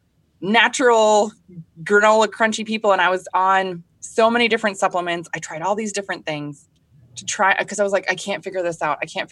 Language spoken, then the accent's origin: English; Minnesota, United States; I'm from Minnesota. I grew up here. I was actually raised on a small goat farm